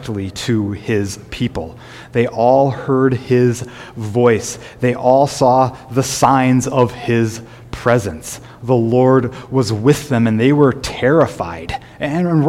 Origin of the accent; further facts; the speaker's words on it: Sioux Falls, South Dakota, United States; when I was growing up in Sioux Falls